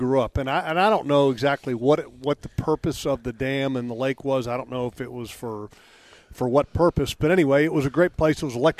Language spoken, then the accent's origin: English; Sterling, Virginia, United States; the community that I grew up in Sterling.